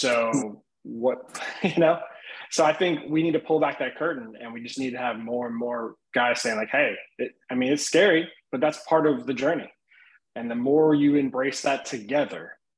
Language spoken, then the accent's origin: English; Midwest, United States; I grew up in the Midwest